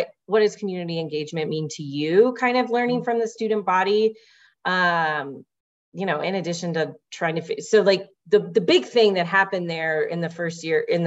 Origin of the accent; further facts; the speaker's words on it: Louisville, Kentucky, United States; also born or lived in Portland, Maine; now in Denver, United States; I'm originally from Louisville, Kentucky